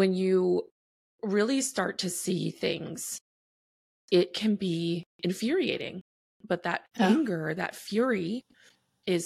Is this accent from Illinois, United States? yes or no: no; New Orleans, Louisiana, United States; now in Texas, United States; I was born and raised in New Orleans, Louisiana